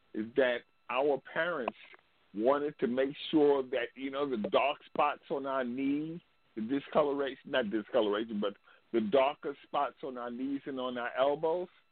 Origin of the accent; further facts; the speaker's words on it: Zambia; now in United States; I am from Zambia